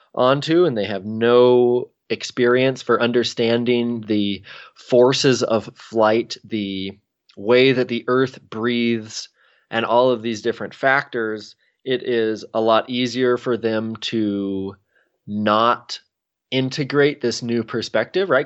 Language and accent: English; Redmond, Oregon, United States; also born or lived in Bend, Oregon; I grew up in Redmond, Oregon